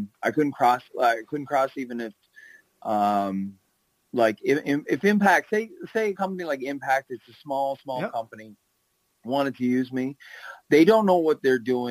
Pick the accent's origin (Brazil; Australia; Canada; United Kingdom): Canada; I'm a Canadian kid